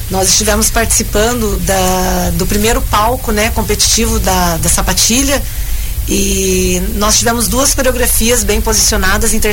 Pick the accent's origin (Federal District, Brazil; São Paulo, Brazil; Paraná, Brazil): Paraná, Brazil; Paranavaí; então, o grupo Maria Tereza Fávero foi o segundo lugar do Mais 40 ah, ontem, é lá da minha terrinha.